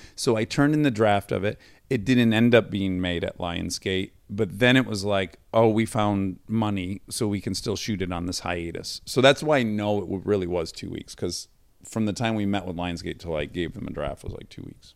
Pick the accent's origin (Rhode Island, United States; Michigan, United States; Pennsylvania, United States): Michigan, United States; Detroit; I'm from the Detroit area